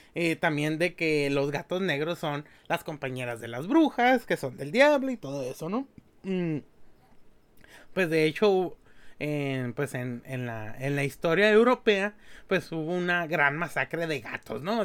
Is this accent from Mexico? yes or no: yes; Mexico; somos mexicanos